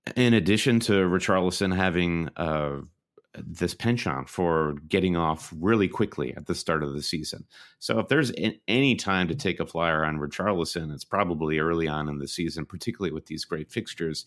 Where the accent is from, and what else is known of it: United States